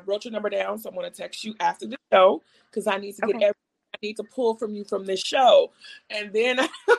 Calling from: Chicago, Illinois, United States; I am in Chicago.

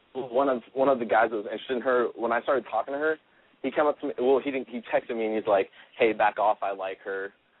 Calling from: California, United States; I'm calling from Louisiana, but I live in California. I'm here on vacation.

